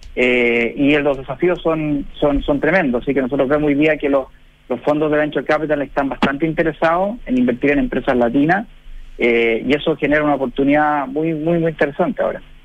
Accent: Chile; moved away as an adult; now in United States; yo estoy radicado en, Estados Unidos, eh, yo soy chileno

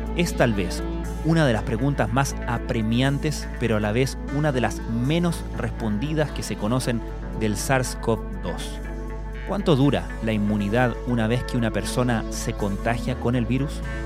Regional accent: Chile

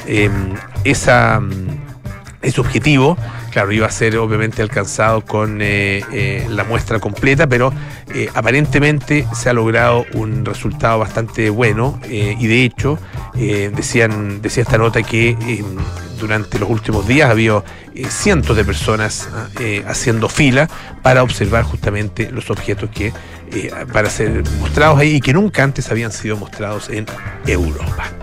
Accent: Chile; como americanos, menos como chilenos

